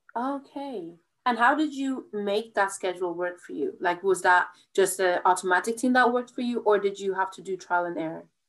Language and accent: English; Ireland; I'm from Ireland